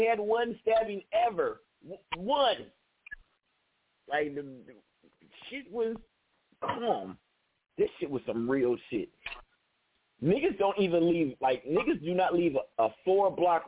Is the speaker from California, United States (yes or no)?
yes; Newark, California, United States; I'm from Newark, California